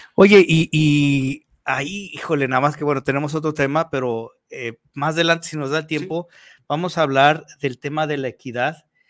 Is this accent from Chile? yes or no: no; Mexico; como buenos mexicanos